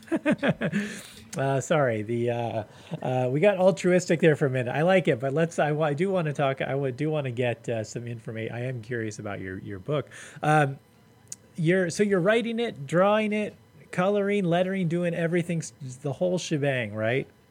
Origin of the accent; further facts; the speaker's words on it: Los Angeles, California, United States; moved away as an adult; also born or lived in Long Beach, United States; I grew up in LA in the 80s. I grew up in South Central in the 80s and 90s